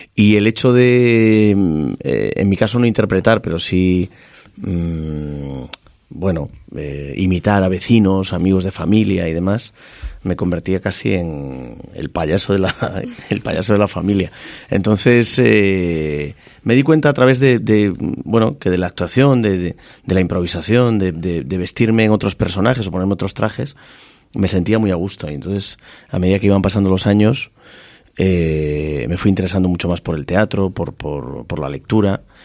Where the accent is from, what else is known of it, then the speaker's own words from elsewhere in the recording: Ferrol, Galicia, Spain; moved away as an adult; also born or lived in Madrid; me fui de Ferrol muy jovencito, con 18 años, vine a Madrid